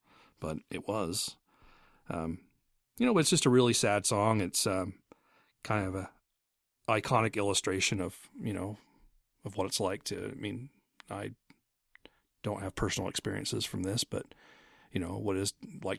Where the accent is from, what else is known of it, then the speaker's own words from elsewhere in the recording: Lubbock, Texas, United States; I grew up in Lubbock, Texas, and it was a ghetto in every sense of the word, but we didn't use that word back then.